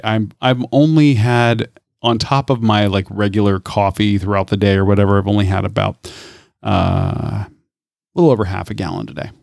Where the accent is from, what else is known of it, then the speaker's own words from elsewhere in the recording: Tampa, Florida, United States; I'm from Tampa, number one, born and raised.